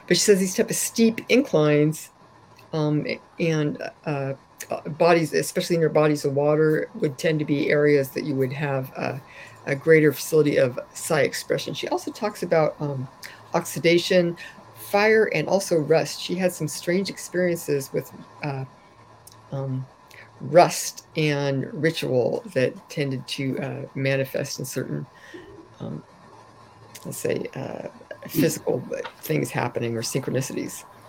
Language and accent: English; California, United States; I grew up in California